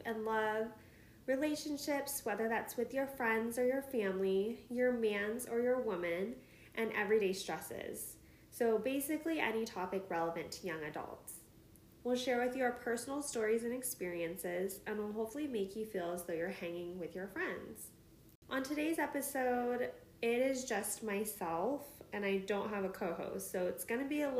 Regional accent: Midwest, United States; moved away as an adult; also born or lived in Seattle area, Washington; now in Chicago, United States; I was born and raised in the Midwest, spent most of my 20s in the Seattle

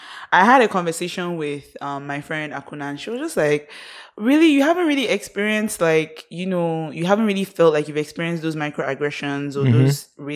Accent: Nigeria; Nigerian, to me, being Nigerian is a flex. Just in terms of just the people and the vibe and the energy and just everything that comes with that. So I love being a Nigerian.

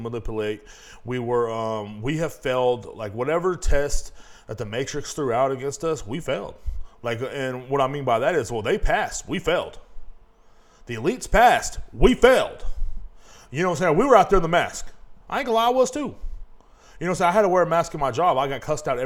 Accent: Kingsland, Texas, United States; moved away; back in my hometown of Kingsland, Texas

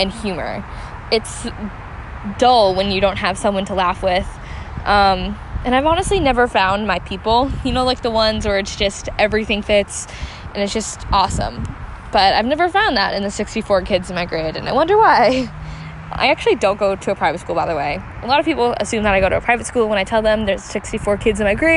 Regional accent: New Jersey, United States; I grew up in New Jersey

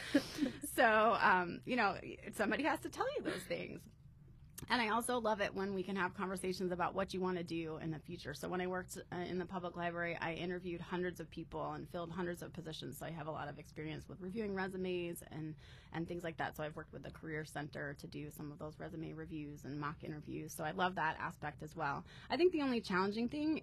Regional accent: Vermont, United States; moved away as an adult; also born or lived in Harrisburg, Pennsylvania / Chicago, Illinois / Urbana-Champaign, Illinois; now in Ohio, United States; So I grew up in Vermont. So I lived there for most of my life.

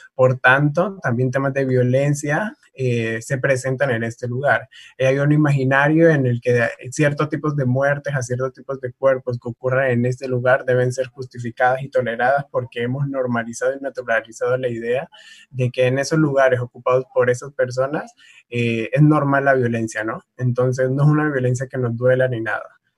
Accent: Tumaco, Nariño, Colombia; now in Cali, Colombia; yo vengo del municipio de Tumaco

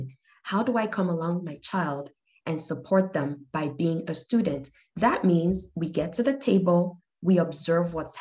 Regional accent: Nigeria; moved away; I'm originally from Nigeria, a lot of our foods come mixed

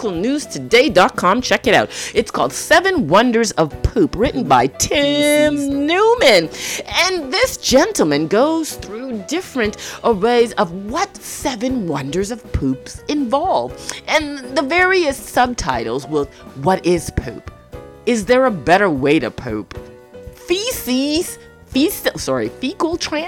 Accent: Toronto, Ontario, Canada; also born or lived in Jamaica; I grew up in Toronto, Canada. I was born to a Jamaican mother

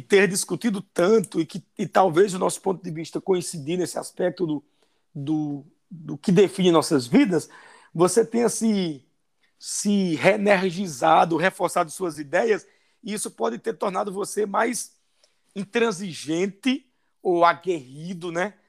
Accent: sertão of Paraíba, Brazil; moved away as an adult; also born or lived in São Paulo; now in Londrina, Brazil; Porque eu sou nordestino, sou do sertão da Paraíba, morei minha vida toda dos 51 anos, 45 no Nordeste

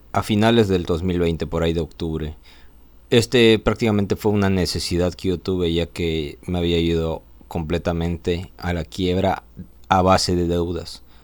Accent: Mérida, Yucatán, Mexico; ¿De dónde vengo? Soy originario de Mérida. He vivido aquí en Mérida

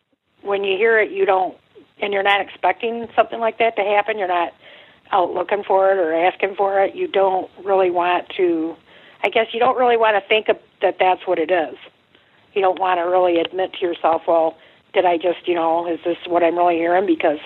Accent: Oklahoma, United States; It was like the tornado siren. I'm from Oklahoma, and it starts out real slow, and then it builds up

